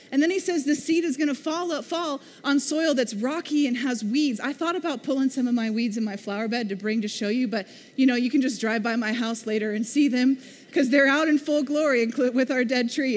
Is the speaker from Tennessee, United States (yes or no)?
no; Missouri, United States; now in Oklahoma, United States; I grew up in Missouri. We don't have red dirt.